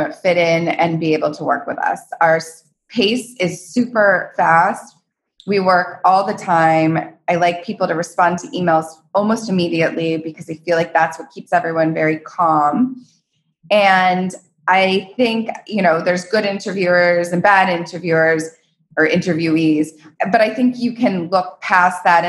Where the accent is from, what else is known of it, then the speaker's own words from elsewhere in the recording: Palm Beach, Florida, United States; also born or lived in Aspen, Colorado; now in Los Angeles, United States; I'm from Palm Beach, Florida.